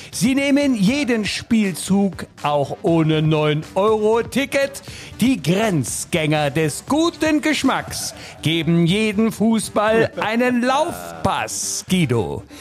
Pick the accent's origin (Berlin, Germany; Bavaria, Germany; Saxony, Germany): Saxony, Germany; Leipzig; als Leipziger